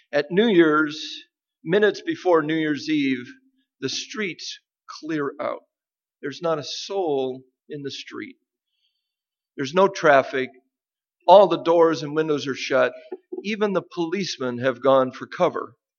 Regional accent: Nebraska, United States; moved away; the land where I grew up in Nebraska

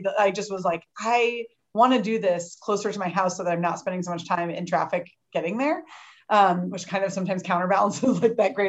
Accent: Champaign, Illinois, United States; now in St. Louis, United States; I grew up in Champaign, where Heidi lives, and I now live in St. Louis.

